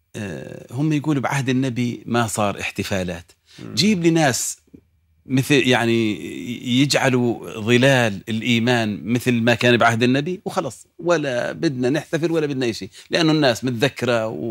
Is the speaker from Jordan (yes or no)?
yes; Jordan; عندنا في الأردن